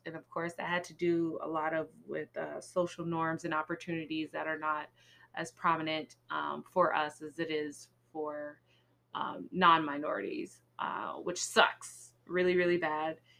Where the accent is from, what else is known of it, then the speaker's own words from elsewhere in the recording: California, United States; as a Californian person